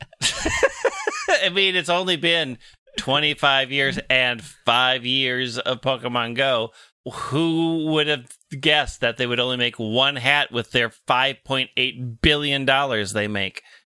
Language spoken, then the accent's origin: English; Minnesota, United States; ambassador to the Mall of America in my home state